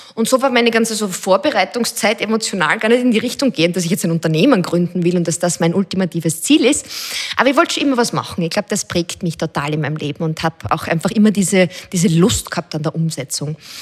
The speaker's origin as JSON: {"language": "German", "region": "Styria", "country": "Austria", "tie": "born or raised there", "said": "Also ich bin selber in der Steiermark aufgewachsen"}